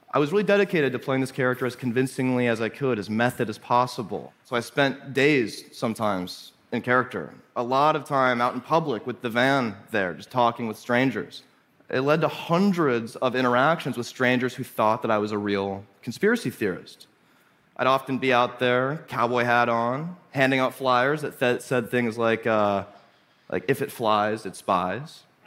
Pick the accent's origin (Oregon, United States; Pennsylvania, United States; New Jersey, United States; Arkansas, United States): Arkansas, United States; Little Rock; I grew up in Arkansas, in Little Rock, where I was homeschooled on the outskirts of town